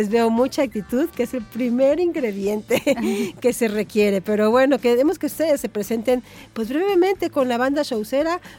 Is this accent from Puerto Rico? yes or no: no; Xalapa, Veracruz, Mexico; De aquí de Jalapa.